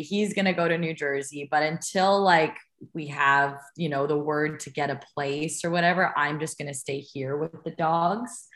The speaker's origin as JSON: {"language": "English", "town": "Toronto", "region": "Ontario", "country": "Canada", "moved": "yes", "lives_now": "United States", "said": "we're both from Toronto and the greater Toronto area"}